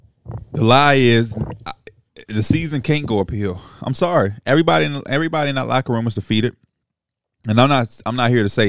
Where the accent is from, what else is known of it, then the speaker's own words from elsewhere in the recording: Chicago, Illinois, United States; And as a Chicagoan